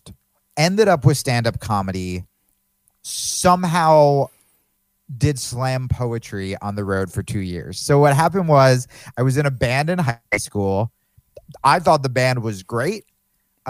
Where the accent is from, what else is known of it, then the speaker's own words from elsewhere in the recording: New Jersey, United States; now in Austin, United States; I grew up in Jersey